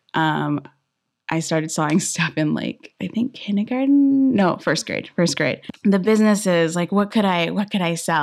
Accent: Inland Empire, California, United States; I'm from Inland, um, area

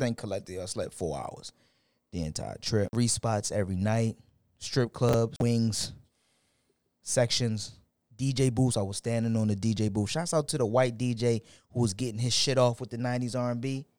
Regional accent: Houston, Texas, United States; I changed in my Twitter bio that I'm from Houston.

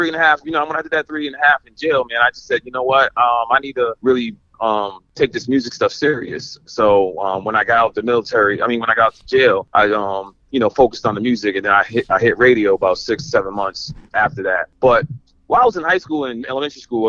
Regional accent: Boston, Massachusetts, United States; also born or lived in Brooklyn, New York; now in Buffalo, United States; I was born originally in Boston, Massachusetts.

